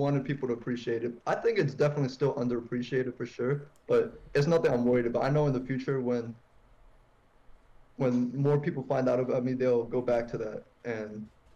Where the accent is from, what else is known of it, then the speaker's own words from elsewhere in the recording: Northern Virginia, United States; I'm from Northern Virginia, you know, DMV